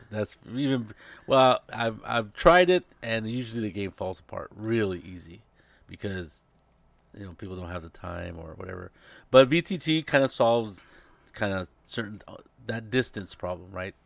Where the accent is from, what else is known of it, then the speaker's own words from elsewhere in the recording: Monterey, California, United States; now in San Jose, United States; I'm in San Jose, and I have another friend who lives in my, pretty close to my hometown down in Monterey